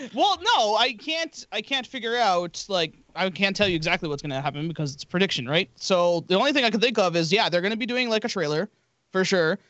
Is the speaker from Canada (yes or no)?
yes; Canada; It's in my blood. I'm Canadian